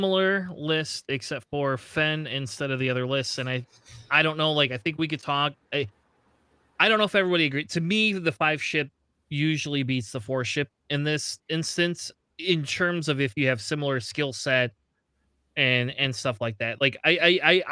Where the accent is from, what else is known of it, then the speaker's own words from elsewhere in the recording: Michigan, United States; we're all from Michigan